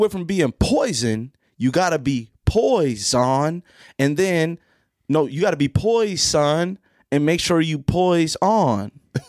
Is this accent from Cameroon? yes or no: yes; Cameroon